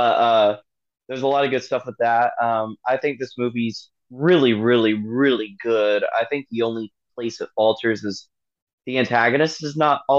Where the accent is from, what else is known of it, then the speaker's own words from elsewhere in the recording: Oklahoma, United States; I'm from Oklahoma